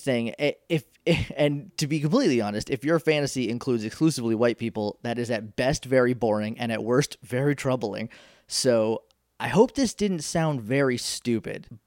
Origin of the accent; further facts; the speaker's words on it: New Hampshire, United States; I'm from New Hampshire.